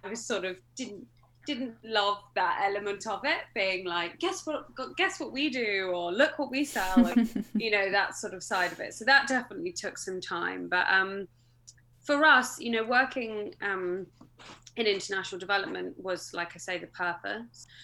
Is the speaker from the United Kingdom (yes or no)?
yes; mid Devon, South West England, United Kingdom; moved away as an adult; I grew up in Devon. I'm a Devon girl, um, mid Devon, so the less good bit, in my opinion.